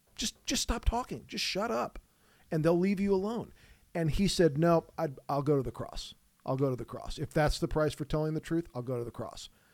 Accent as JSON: {"language": "English", "country": "United States", "tie": "born or raised there", "said": "I grew up and live in the United States of America, so I know this culture"}